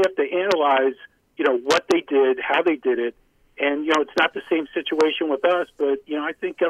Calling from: Chicago, Illinois, United States; Hey, guys … in Chicago.

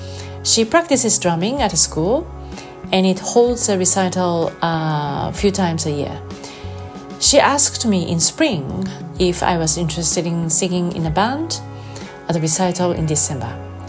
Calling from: Japan; I'm recording this from Japan.

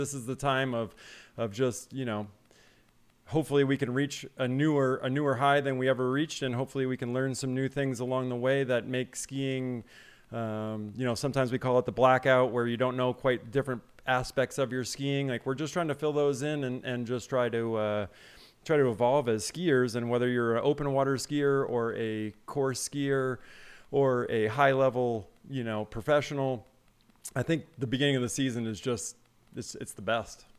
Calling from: Salt Lake City, Utah, United States; I'm calling in from Salt Lake City, Utah

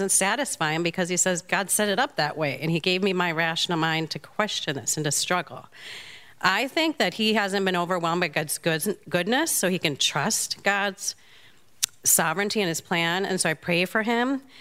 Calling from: Maple Plain, Minnesota, United States; from Maple Plain, Minnesota.

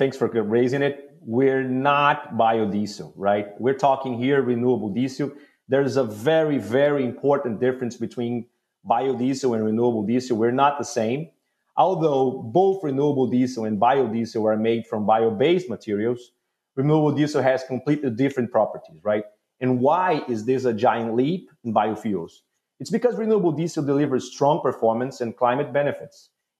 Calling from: Houston, Texas, United States; We're in Houston. It's pleasant.

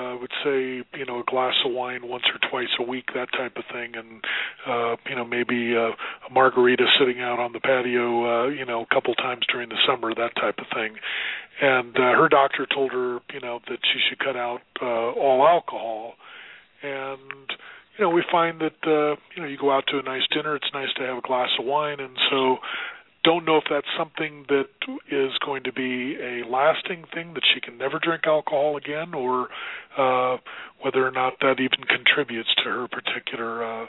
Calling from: Colorado, United States; … from Colorado.

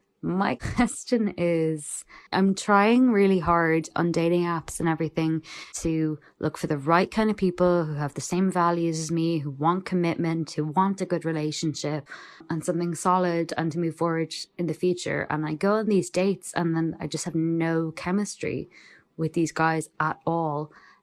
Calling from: Ireland; Hi, Damona. I am a listener from Ireland.

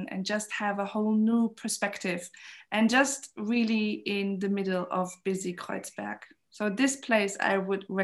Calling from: Berlin, Germany; I'm calling in from Berlin

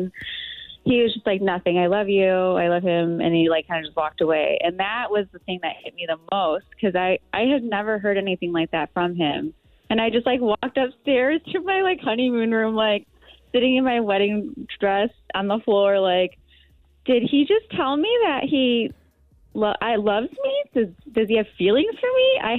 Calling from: Illinois, United States

